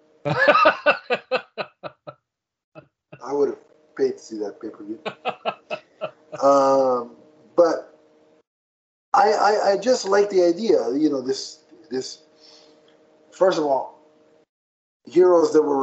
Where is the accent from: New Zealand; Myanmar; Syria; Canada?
Canada; I'm Canadian.